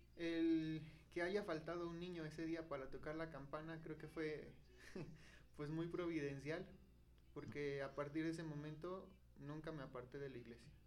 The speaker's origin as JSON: {"language": "Spanish", "town": "Atotonilco el Grande", "region": "Hidalgo", "country": "Mexico", "tie": "born or raised there", "said": "Soy originario de aquí de Atotonilco, el Gran Hidalgo"}